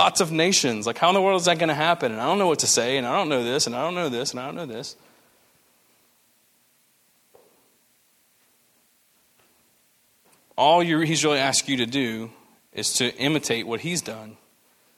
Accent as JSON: {"language": "English", "region": "the American South", "country": "United States", "said": "we're Americans. That's what we do. We're Southerners, you know, just good old Southern hospitality"}